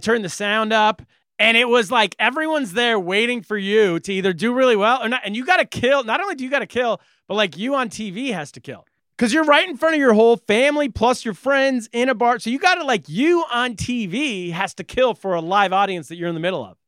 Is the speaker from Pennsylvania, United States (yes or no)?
no; California, United States; I'm a Californian. I'm from California